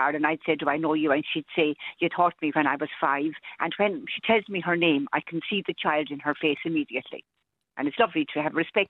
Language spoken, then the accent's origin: English; Athlone, Westmeath, Ireland; I was born in Athlone, and I've lived in Athlone all my life, a lovely town on the River Shannon. And I was the second eldest of 10 children.